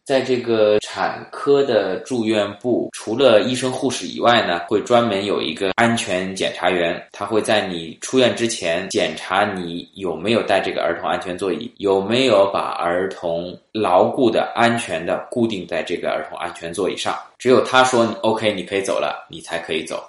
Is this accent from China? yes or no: yes; China; now in Quebec, Canada; 那作为我们中国人来说呢，就有点惭愧